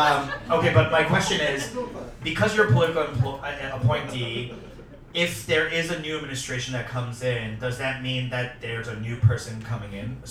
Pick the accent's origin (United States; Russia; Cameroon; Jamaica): United States; California; I'm from California, and we just had our midterm elections.